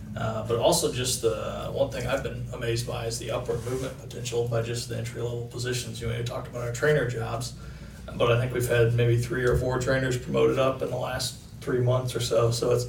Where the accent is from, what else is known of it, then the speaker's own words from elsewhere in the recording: Illinois, United States; also born or lived in Dallas, Texas; I was originally from Illinois, but I came back to, I lived in Dallas, Texas for a year or two, and then we moved back. But I lived just a town over